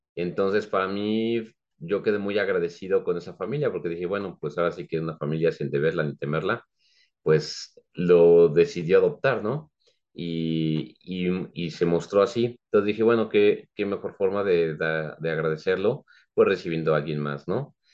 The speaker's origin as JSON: {"language": "Spanish", "region": "Mexico City", "country": "Mexico", "tie": "born or raised there", "moved": "as an adult", "lives_now": "San Juan del Río, Mexico", "said": "Yo soy originario de la Ciudad de México y ya aquí junto con mi esposa ya radicamos ahora en San Juan del Río, Querétaro, desde hace ya 18 años"}